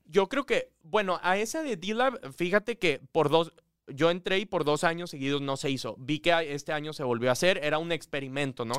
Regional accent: Monterrey, Nuevo León, Mexico; moved away as an adult; regio al 100%, viví aquí toda mi vida, luego a los 18 me fui

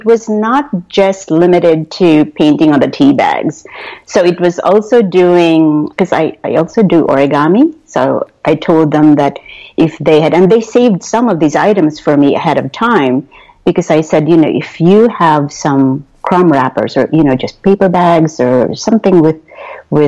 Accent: Philippines; moved away; growing up in the Philippines

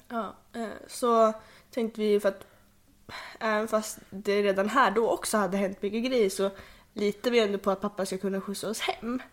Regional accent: Sweden; also born or lived in Hölö; jag föddes 2004 också i Hölö jag tror att jag hann bo på Tullgården ett år innan vi flyttade tillbaka till Bergåkra

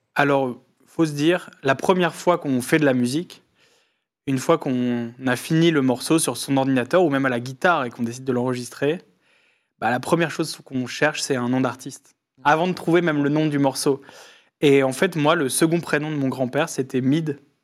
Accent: Lille, Hauts-de-France, France; je viens de Lille

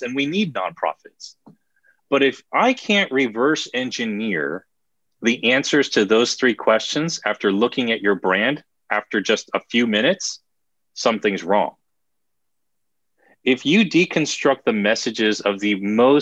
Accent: New Jersey, United States; I'm from Jersey

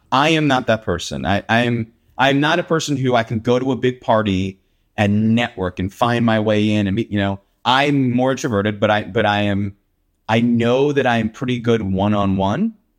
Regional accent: Willow Grove, Pennsylvania, United States; moved away; also born or lived in Los Angeles; I grew up around Willow Grove, um, and went to Cheltenham High School

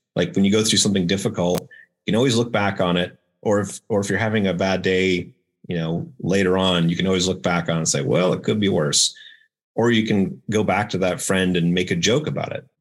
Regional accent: Maine, United States; now in Cary, United States; I grew up in Maine

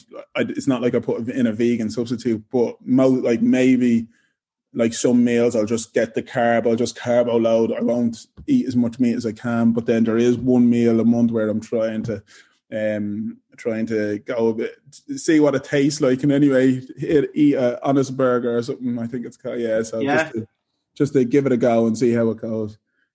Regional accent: Ireland; I came from Ireland, not knowing anyone here.

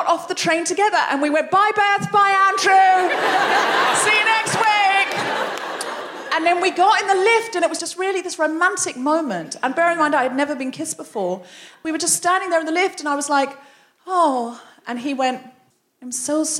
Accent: Australia; moved away as an adult; now in London, United Kingdom

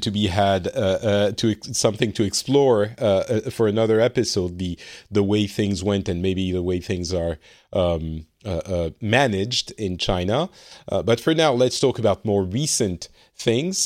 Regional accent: France; now in Finland; I am from France originally, but currently residing in Finland.

